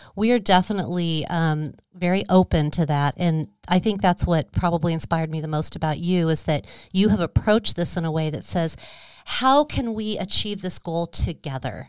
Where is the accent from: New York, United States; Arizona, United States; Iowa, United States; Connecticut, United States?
Arizona, United States; Scottsdale; I'm a Arizona native. I grew up in Scottsdale